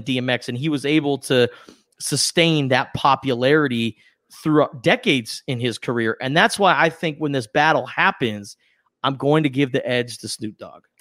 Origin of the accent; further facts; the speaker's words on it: West Coast, United States; we grew up on the West Coast